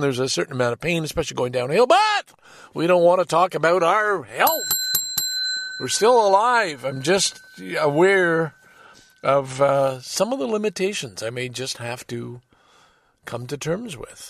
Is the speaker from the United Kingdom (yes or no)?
no; Ontario, Canada; as a Canadian citizen.